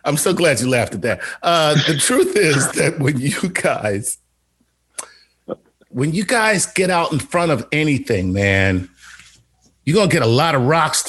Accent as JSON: {"language": "English", "town": "Philadelphia", "region": "Pennsylvania", "country": "United States", "said": "I'm from Philly"}